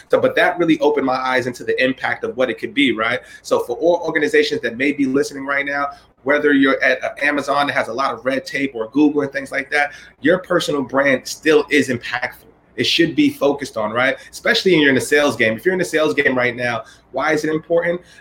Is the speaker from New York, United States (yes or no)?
yes; New York City, New York, United States; from the Bronx, from Evander Childs High School